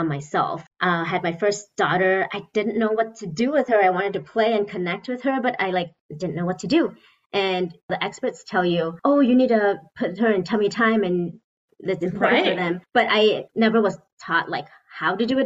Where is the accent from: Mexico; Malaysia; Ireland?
Malaysia; moved away as an adult; also born or lived in Seattle, Washington / Michigan; now in Grand Rapids, United States; I was born and raised in Malaysia